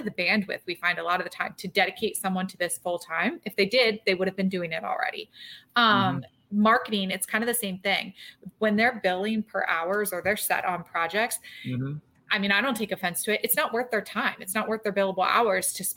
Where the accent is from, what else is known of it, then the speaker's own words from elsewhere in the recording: Maryland, United States; moved away as an adult; also born or lived in Philadelphia area; now in Philadelphia, United States; I moved out from Maryland in 2009